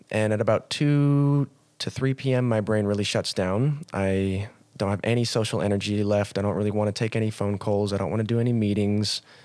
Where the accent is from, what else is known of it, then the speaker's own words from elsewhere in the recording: United States; moved away as an adult; also born or lived in Montana; now in Cairns, Australia; went back to my home country of the United States of America, went to Montana